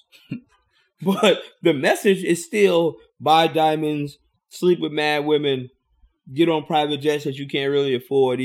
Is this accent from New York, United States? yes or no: yes; New York, United States; I grew up as a New York kid thinking I was from the West Coast